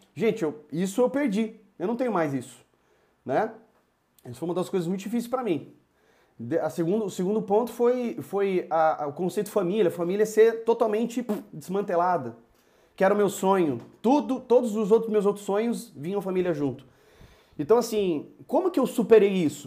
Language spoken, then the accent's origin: Portuguese; Campinas, São Paulo, Brazil; moved away as an adult; now in Ribeirão Preto, Brazil; sou de Campinas, hoje moro em Ribeirão Preto